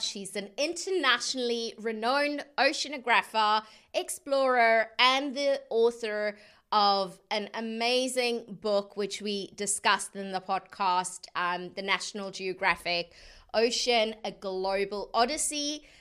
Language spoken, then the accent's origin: English; South Africa; being South African